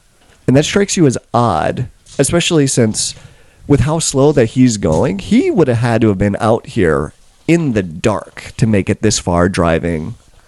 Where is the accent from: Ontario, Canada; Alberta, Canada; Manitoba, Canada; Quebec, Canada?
Manitoba, Canada; I'm from Westman.